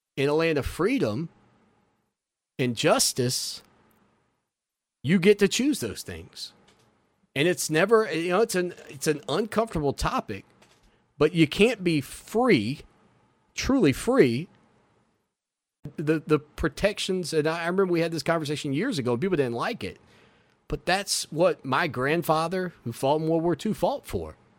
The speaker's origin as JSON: {"language": "English", "country": "United States", "said": "as an American"}